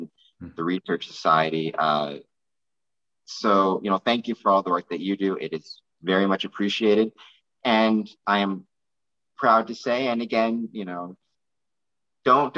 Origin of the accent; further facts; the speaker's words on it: Canada; I am from Canada